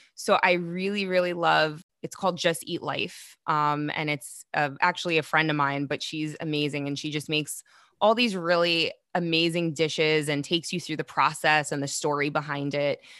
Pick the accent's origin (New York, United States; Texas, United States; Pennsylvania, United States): New York, United States; New York City; I'm from Queens